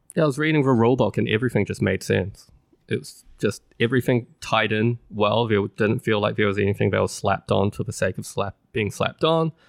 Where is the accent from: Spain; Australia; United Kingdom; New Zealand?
New Zealand; moved away; it's placed in my home country. It is Great Western Trail, New Zealand